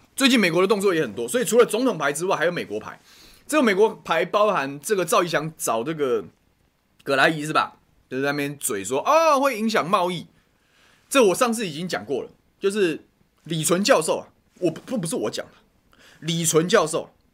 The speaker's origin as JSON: {"language": "Chinese", "region": "Taoyuan", "country": "Taiwan", "said": "我是桃园人啊。 所以早教跟能源的、桃园的，我是非常清楚啊"}